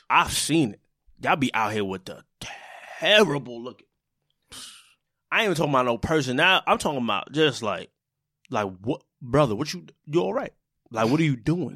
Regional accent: New York City, New York, United States; I'm from Brooklyn

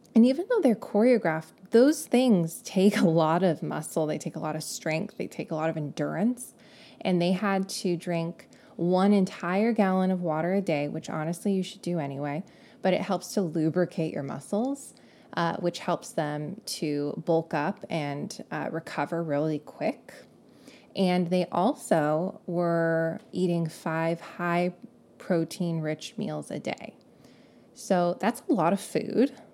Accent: California, United States; accent: Californian; if I didn't sound like I was from California before, now you know

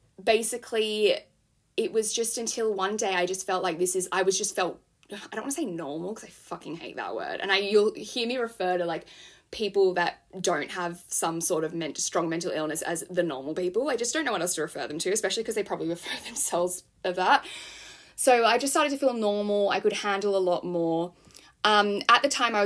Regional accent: Sydney, New South Wales, Australia; now in London, United Kingdom; I am from Sydney, Australia. I'm currently living in London

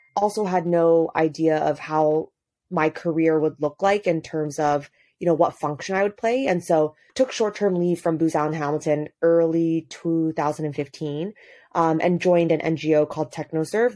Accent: Hong Kong; moved away as an adult; also born or lived in United States; now in Addis Ababa, Ethiopia; I grew up in Hong Kong, pretty far removed from anything related to the continent

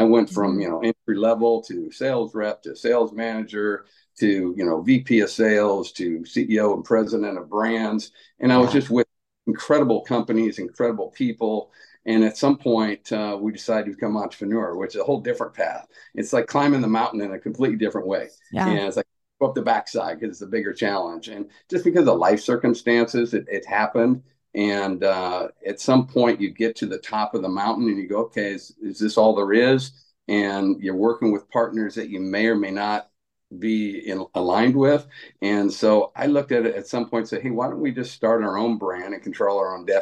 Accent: Nebraska, United States; moved away as an adult; also born or lived in Arizona; I grew up in Nebraska, and then I went to grad school to be a teacher coach down in Arizona.

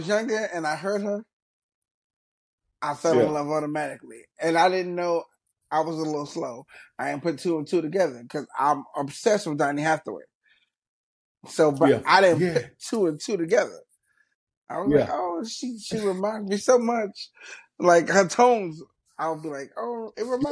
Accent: New York City, New York, United States; I'm from Brooklyn

